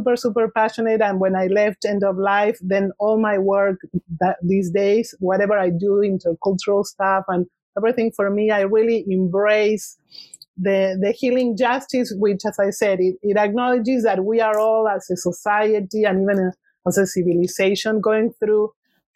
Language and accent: English; Argentina; English is a second language; moved away as an adult; now in Santa Cruz, United States; I was born in Argentina and I left in my early 30s